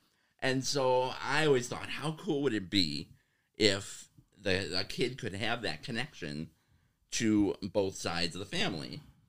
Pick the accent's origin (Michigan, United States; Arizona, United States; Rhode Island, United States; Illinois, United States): Illinois, United States; Waukegan; now in Oshkosh, United States; So growing up … That was I grew up in Northern Illinois. The very Italian family on my dad's side.